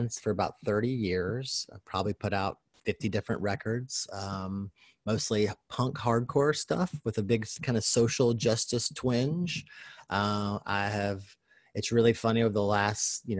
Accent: Kentucky, United States; I was raised in Kentucky

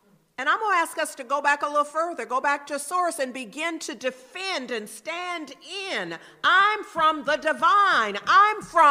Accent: Berkeley, California, United States; I'm a Berkeley girl. I am literally from Berkeley. Grew up in Berkeley

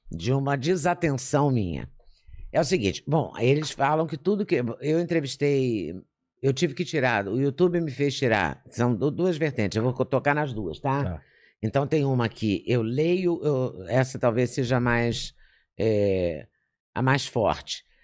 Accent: Juiz de Fora, Minas Gerais, Brazil; moved away; also born or lived in Belo Horizonte / Rio de Janeiro / São Paulo; eu nasci e cresci e me formei em Juiz de Fora.

